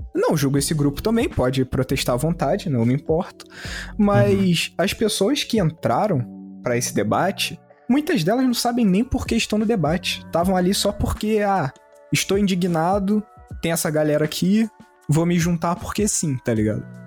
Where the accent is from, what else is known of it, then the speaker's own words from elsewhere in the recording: Rio de Janeiro, Brazil; a gente é carioca ferrado.